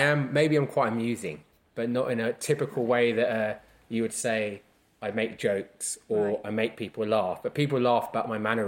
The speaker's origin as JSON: {"language": "English", "region": "London", "country": "United Kingdom", "tie": "born or raised there", "said": "In North London, suburbia."}